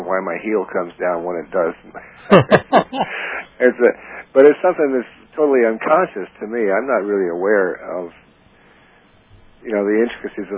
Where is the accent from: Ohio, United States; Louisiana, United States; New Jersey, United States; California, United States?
Louisiana, United States; New Orleans; moved away as an adult; also born or lived in Miami / Ecuador / Texas; New Orleans became home. I mean, we went a lot of places out of New Orleans, but we always returned there, and that was actually my home until I was in my early 20s